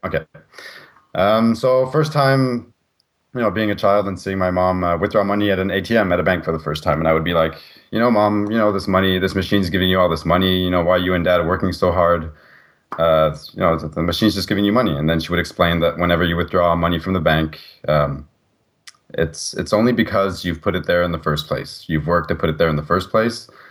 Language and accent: English; Canada; being a Canadian citizen